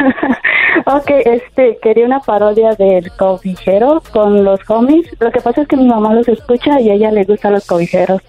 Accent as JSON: {"language": "Spanish", "town": "Tuxtepec", "region": "Oaxaca", "country": "Mexico", "tie": "born or raised there", "moved": "yes", "lives_now": "Savannah, United States", "said": "nací en Tuxtepec"}